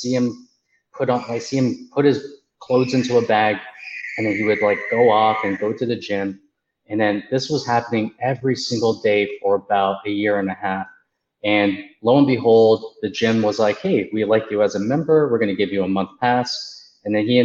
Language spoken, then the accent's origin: English; Markham, Ontario, Canada; I grew up in a small town called Markham, Ontario, and that's okay. In Canada